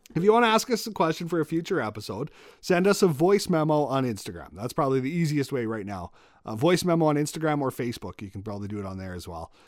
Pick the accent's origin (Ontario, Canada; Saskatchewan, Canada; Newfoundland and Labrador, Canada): Saskatchewan, Canada; Moose Jaw; I'm born and raised in Moose Jaw